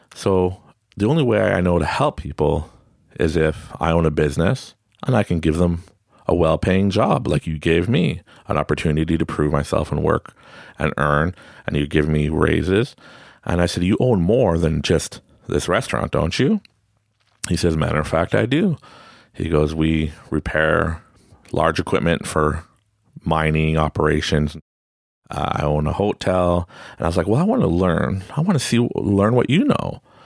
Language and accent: English; Quebec, Canada; Growing up in Quebec, I'm French Canadian. I speak French and English